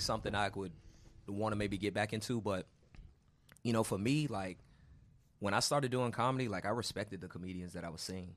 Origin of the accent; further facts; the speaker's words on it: Houston, Texas, United States; moved away; also born or lived in Baton Rouge, Louisiana / Atlanta; I'm from Houston, but I was in Atlanta going to school